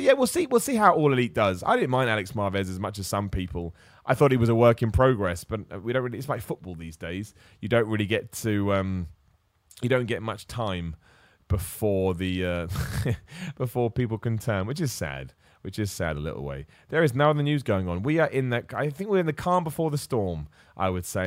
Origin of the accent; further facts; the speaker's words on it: Luton, East of England, United Kingdom; I was born in Luton